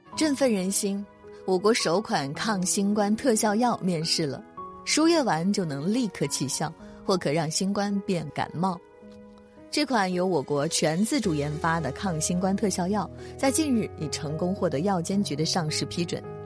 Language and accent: Chinese; China; 我们中国人